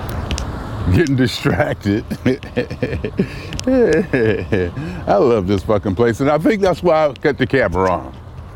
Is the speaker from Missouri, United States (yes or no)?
no; Youngstown, Ohio, United States; now in Los Angeles, United States; I literally used to have nightmares that I had to move back to Youngstown